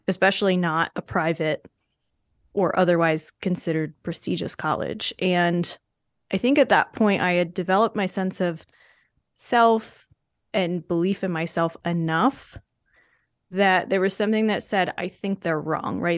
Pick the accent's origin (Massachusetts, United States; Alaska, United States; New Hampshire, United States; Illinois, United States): New Hampshire, United States; my home state school